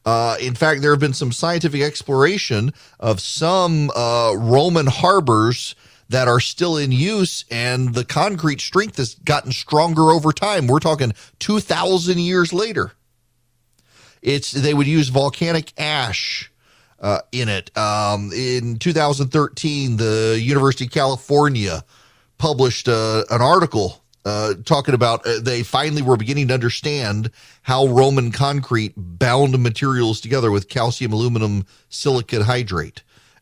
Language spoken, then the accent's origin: English; Dubai, United Arab Emirates; One of the highlights of my life as a kid growing up in Dubai was our class, our school only went up to ninth grade.